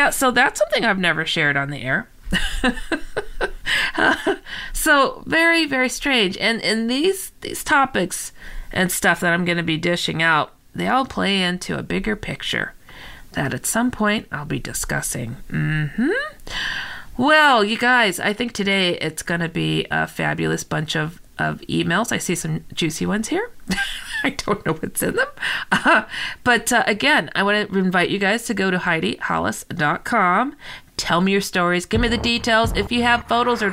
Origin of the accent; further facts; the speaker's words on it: San Francisco, California, United States; I was born in San Francisco